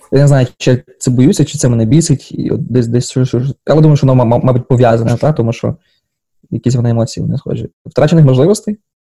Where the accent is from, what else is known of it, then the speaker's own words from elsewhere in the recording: Ukraine; moved away as an adult; now in Washington, United States; я з України